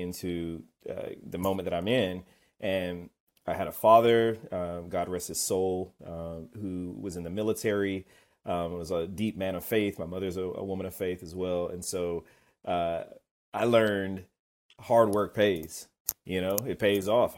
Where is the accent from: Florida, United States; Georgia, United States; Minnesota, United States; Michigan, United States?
Georgia, United States; Kennesaw; I'm from Kennesaw, Georgia. But that's where I grew up outside of Atlanta.